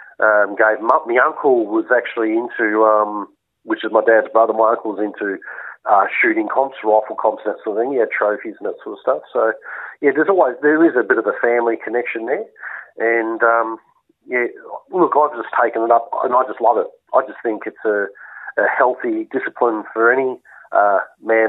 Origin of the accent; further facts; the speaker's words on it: Vermont, Victoria, Australia; also born or lived in Western Australia; I grew up in Vermont for the first 20 years of my life. I spent 3 years in WA, then I came back in 96